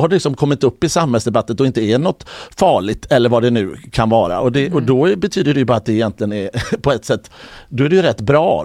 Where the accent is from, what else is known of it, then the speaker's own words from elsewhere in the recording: Mölndal, Västra Götaland, Sweden; also born or lived in Gothenburg; jag är från Mölndal.